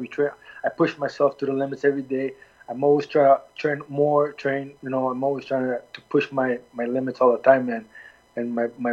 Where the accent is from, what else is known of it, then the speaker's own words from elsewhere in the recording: Halifax, Nova Scotia, Canada; also born or lived in Milwaukee, Wisconsin; I was born in Nova Scotia, Halifax. My parents came from Lebanon. I'm Lebanese-oriented. Was raised and born in Canada